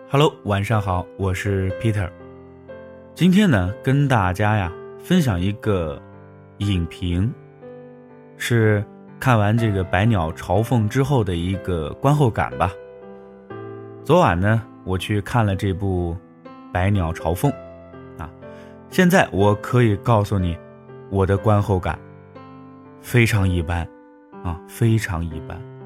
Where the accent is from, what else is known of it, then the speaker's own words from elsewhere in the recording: China; 我们中国人